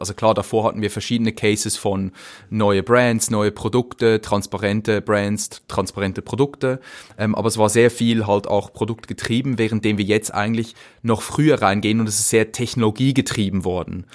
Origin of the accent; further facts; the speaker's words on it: Zürcher Weinland, near Winterthur, Zurich, Switzerland; also born or lived in St. Gallen; ich bin im Zürcher Weinland aufgewachsen, ähm, im Dorf. Das ist nicht weit von Winterthur.